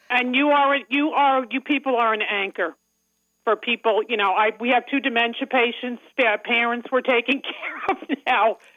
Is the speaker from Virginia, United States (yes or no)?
no; Long Island, New York, United States; accent: Long Island; now in Commack, United States; my accent uh, from Long Island